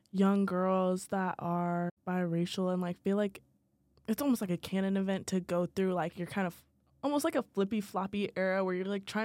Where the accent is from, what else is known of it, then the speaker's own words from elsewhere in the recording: Virginia, United States; Oh, I'm from Virginia.